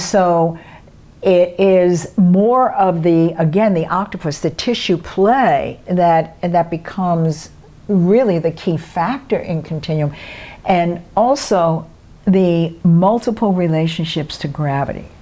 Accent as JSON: {"language": "English", "town": "New York City", "region": "New York", "country": "United States", "said": "I'm from Brooklyn"}